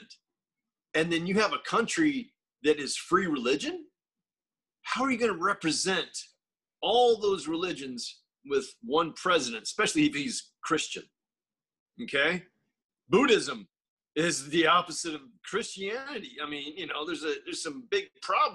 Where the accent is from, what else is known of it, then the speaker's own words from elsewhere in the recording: Destin, Florida, United States; moved away; That's where I'm from, dude. I'm from Florida. I'm from the panhandle of Florida, okay? Destin, Florida